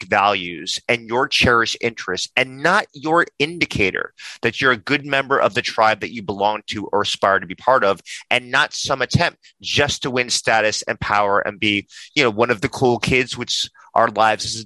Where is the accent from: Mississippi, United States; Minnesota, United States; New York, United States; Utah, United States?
New York, United States; I'm a New Yorker.